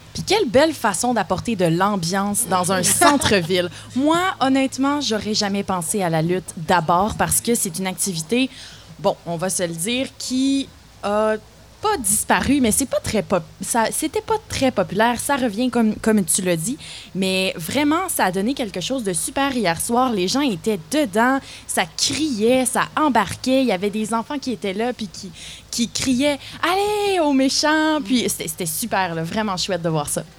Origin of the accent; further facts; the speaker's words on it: Terrebonne, Quebec, Canada; moved away as an adult; also born or lived in Saguenay; now in Gatineau, Canada; je viens de Terrebonne, en du nord de Montréal. Ah. J'ai habité trois ans au Saguenay